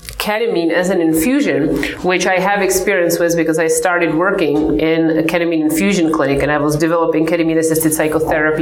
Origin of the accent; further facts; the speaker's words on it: Czechia; now in United States; So I come from the Czech Republic. I grew up in the communist time.